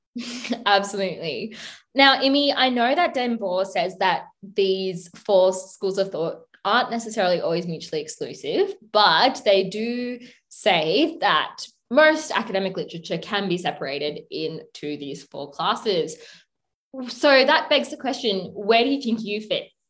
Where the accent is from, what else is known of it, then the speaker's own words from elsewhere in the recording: Sri Lanka; my home country of Sri Lanka